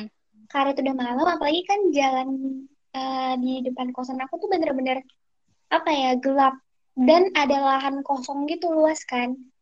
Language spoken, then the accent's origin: Indonesian; Jakarta, Indonesia; moved away as an adult; now in Jambi, Indonesia; aku dari Jakarta Timur